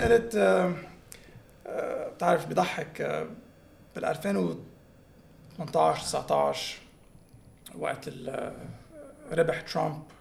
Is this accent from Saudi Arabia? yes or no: no; Tripoli, North Governorate, Lebanon; أنا من طرابلس، هونيك